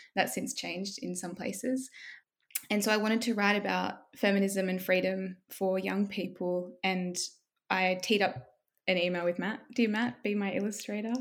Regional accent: Southern Highlands, New South Wales, Australia; also born or lived in Wollongong; I grew up in the Southern Highlands

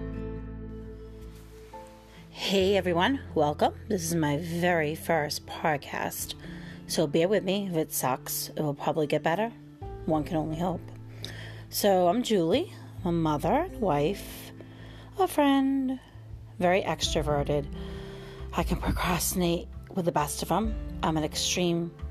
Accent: near Boston, Massachusetts, United States; I grew up near Boston

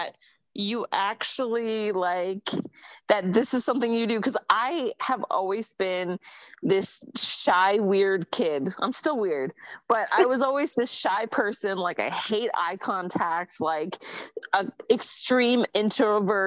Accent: Bay Area, California, United States; I grew up in the Bay Area

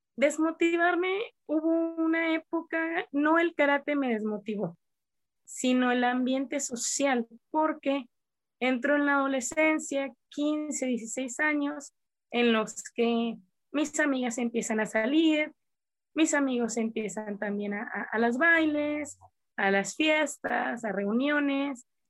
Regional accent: Coahuila, Mexico; nosotros somos de Coahuila, que está a cierta altura a nivel del mar

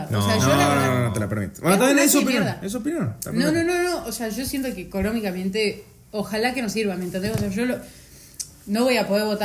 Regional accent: Buenos Aires Province, Argentina; O sea, los porteños son los de capital. Nosotros somos bonaerenses

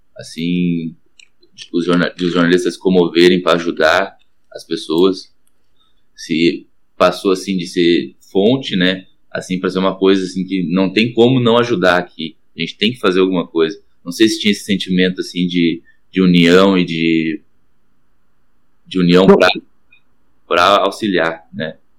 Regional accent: Guaíba, Rio Grande do Sul, Brazil; Eu sou de Guaíba

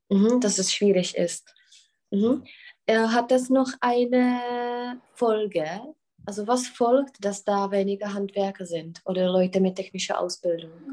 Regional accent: Czechia; bei uns in Tschechien

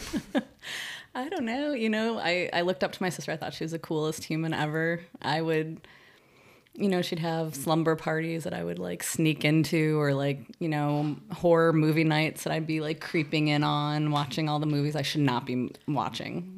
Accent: Chicago, Illinois, United States; now in San Francisco Bay Area, United States; grew up in West Rogers Park

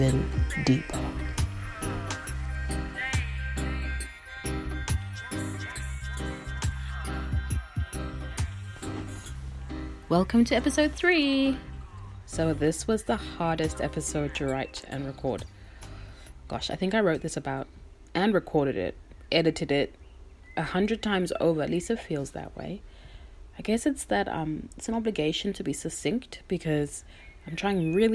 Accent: Harare, Zimbabwe; born or raised there; now in Melbourne, Australia

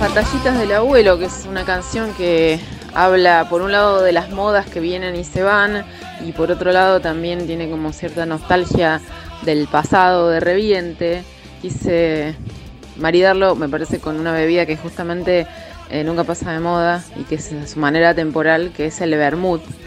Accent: Córdoba, Argentina; Acá en Argentina, eh, especialmente en Córdoba, de donde vengo

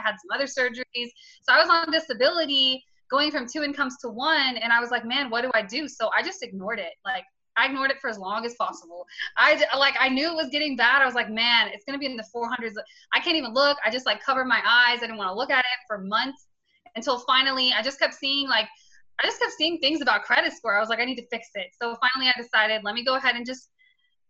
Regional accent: St. Petersburg, Florida, United States; now in Tampa, United States; I'm originally born and raised in St. Pete, Florida, currently live in Tampa

